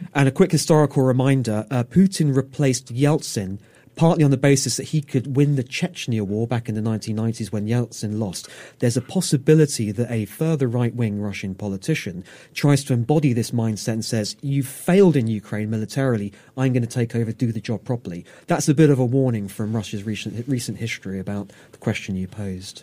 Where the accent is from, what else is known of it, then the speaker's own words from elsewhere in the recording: United Kingdom; as a Brit